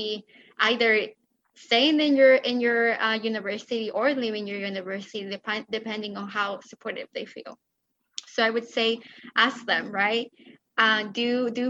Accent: Mexico; moved away; I'm an immigrant from Mexico

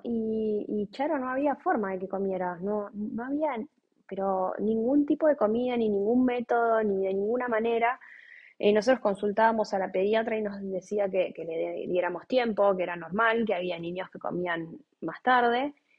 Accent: Buenos Aires, Argentina; Nosotros somos de Buenos Aires.

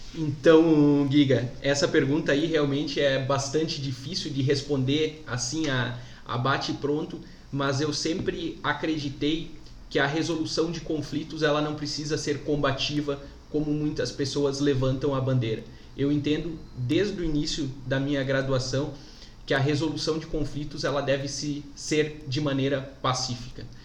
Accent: Palmitos, Santa Catarina, Brazil; also born or lived in Jaraguá do Sul; Sou natural de Palmitos, aqui em Santa Catarina, mas sou um apaixonado por Jaraguá do Sul

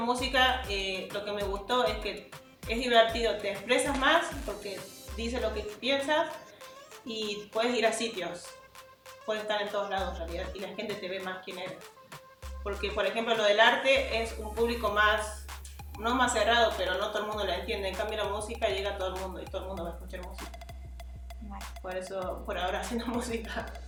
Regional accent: Argentina; yo soy, de Argentina y desde chica escuchaba

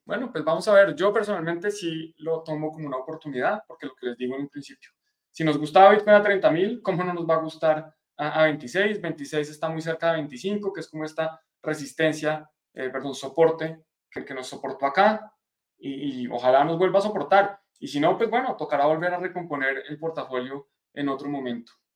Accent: Colombia; de Colombia, para los que estén en, en mi país

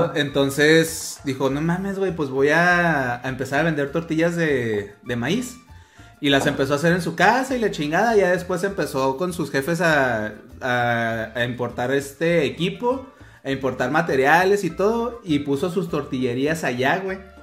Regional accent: Mexico; nosotros como buenos mexicanos

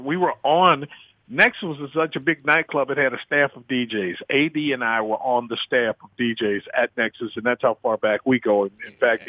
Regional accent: New Orleans, Louisiana, United States; born or raised there

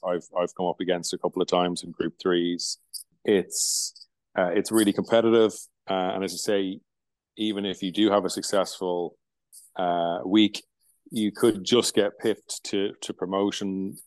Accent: Limerick, Munster, Ireland; Limerick is is my hometown.

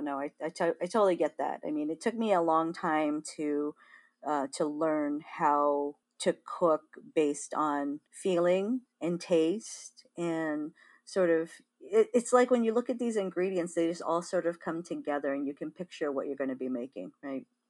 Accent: Big Island of Hawaii, United States; moved away; growing up in Hawaii

